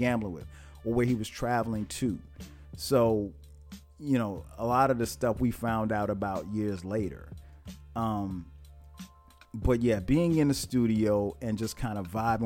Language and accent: English; Florence, South Carolina, United States; my hometown of Florence, South Carolina